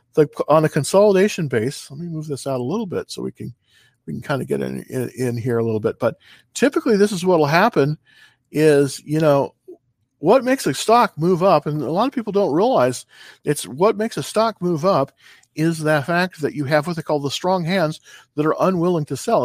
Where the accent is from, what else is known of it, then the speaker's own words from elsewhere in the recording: California, United States; moved away; I'm originally from California